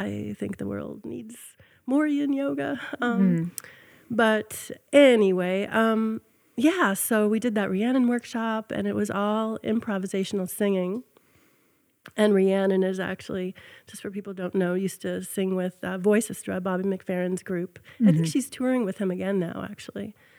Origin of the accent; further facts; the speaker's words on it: upstate New York, United States; I grew up in New York, upstate New York.